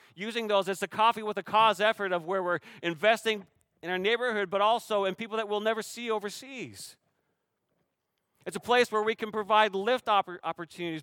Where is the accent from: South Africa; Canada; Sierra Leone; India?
Canada; now in Shoreline, United States; I'm Canadian